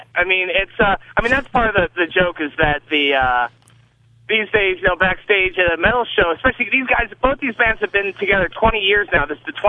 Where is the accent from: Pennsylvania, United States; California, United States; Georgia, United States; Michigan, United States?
Pennsylvania, United States; Camp Hill; when I was growing up in Camp Hill, Pennsylvania